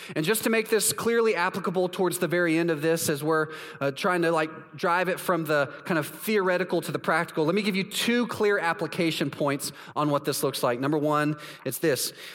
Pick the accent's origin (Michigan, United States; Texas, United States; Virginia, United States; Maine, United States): Texas, United States; moved away as an adult; now in Orlando, United States; I'm from Texas